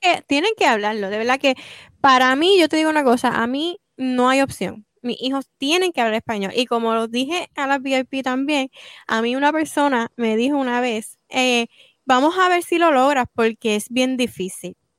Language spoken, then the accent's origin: Spanish; Puerto Rico; now in United States